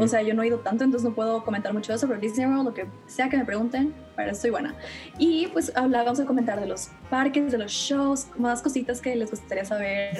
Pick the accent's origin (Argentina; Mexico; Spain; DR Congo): Mexico; Monterrey, Nuevo León; soy de Monterrey